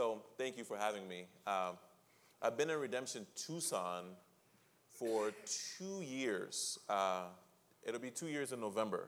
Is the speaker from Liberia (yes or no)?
yes; Liberia; I grew up in Liberia, West Africa, a country that was founded by freed slaves from here.